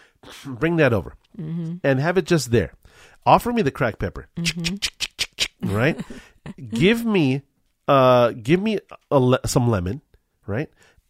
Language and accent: English; Culver City, California, United States; I grew up in Culver City, California